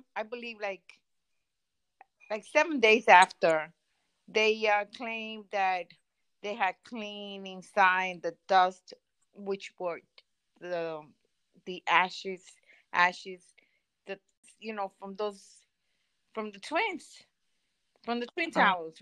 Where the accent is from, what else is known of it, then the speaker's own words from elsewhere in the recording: New York City, New York, United States; as a New Yorker, I'm very proud of being a New Yorker